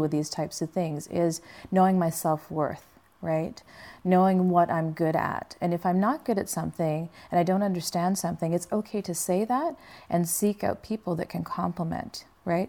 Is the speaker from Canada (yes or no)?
yes; Canada; moved away as an adult; now in Los Angeles, United States; I grew up in Canada